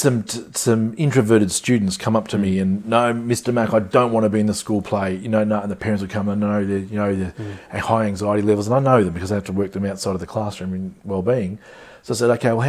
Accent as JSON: {"language": "English", "region": "country Victoria", "country": "Australia", "tie": "born or raised there", "also_born_or_lived": "Darwin, Australia", "moved": "as an adult", "lives_now": "Queensland, Australia", "said": "I was born in Darwin, actually, but so I was raised in country Victoria"}